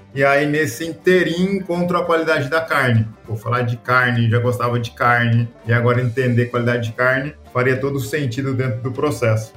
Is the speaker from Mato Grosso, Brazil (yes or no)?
yes; Rondonópolis, Mato Grosso, Brazil; Orgulhosamente, Mato Grosso. Maranhense. criado aqui em Rondonópolis